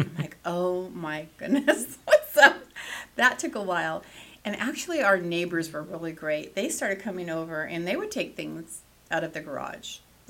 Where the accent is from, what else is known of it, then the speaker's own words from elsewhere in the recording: California, United States; moved away as an adult; now in Nevada, United States; I was born and raised in California.